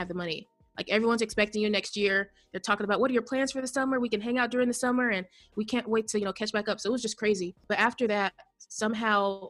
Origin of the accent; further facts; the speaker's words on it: Indiana, United States; I am from the United States in a state called Indiana.